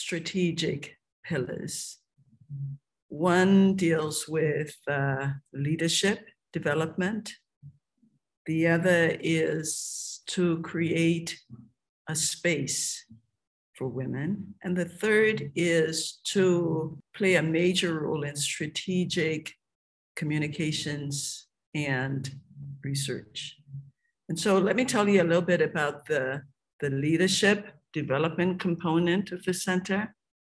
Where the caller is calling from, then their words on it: Liberia; I'm joining you from Liberia, more specifically, Cruiserville, Liberia.